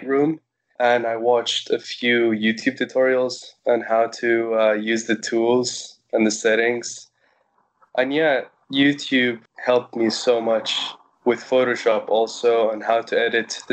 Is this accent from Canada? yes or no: no; Cyprus; I was born in Cyprus